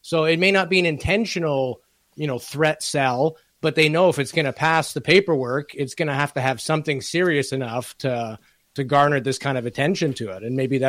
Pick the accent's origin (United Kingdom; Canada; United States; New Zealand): Canada; as a Canadian